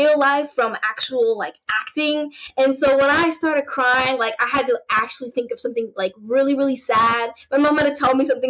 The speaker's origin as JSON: {"language": "English", "town": "Chicago", "region": "Illinois", "country": "United States", "tie": "born or raised there", "said": "I was born in Chicago"}